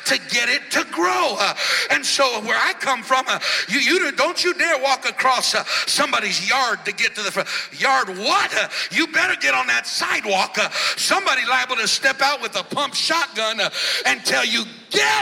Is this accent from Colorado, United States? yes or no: yes; Colorado, United States; moved away as an adult; now in Florida, United States; When we moved to Florida, a little over 9 years ago, I grew up in Colorado